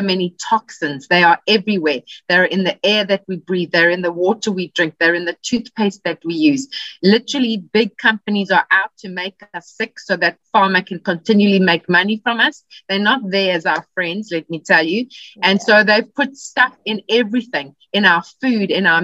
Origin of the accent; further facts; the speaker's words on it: South Africa; moved away as an adult; now in California, United States; I'm originally from South Africa, but I now live in California